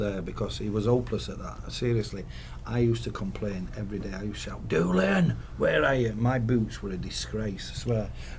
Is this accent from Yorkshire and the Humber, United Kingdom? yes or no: yes; Doncaster, Yorkshire and the Humber, United Kingdom; moved away; when I was a young kid growing up in Doncaster